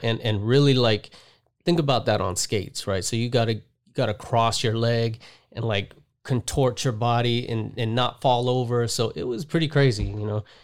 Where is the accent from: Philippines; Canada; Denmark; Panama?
Panama; also born or lived in Las Vegas, Nevada, United States; now in Southern California, United States; I was born in Vegas, raised in Panama. I moved to Panama when I was, like, two or three months old.